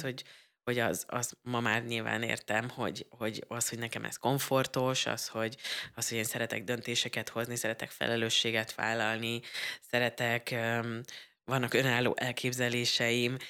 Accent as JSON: {"language": "Hungarian", "area": "Budapest agglomeration", "region": "Central Hungary", "country": "Hungary", "tie": "born or raised there", "said": "én ugye az agglomerációban nőttem fel, és akkor be kellett mennem egyedül Budapestre"}